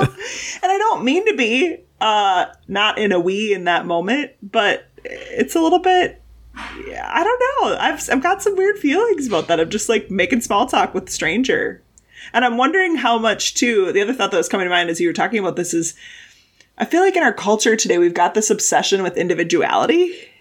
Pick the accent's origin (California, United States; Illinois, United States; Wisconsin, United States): Wisconsin, United States; I grew up in Wisconsin